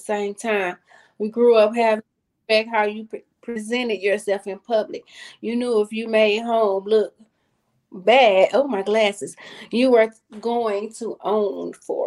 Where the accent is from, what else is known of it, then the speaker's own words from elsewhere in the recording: Saginaw, Michigan, United States; I'm from Saginaw, Michigan, in case nobody knows. Sag Nasty, that's what we call it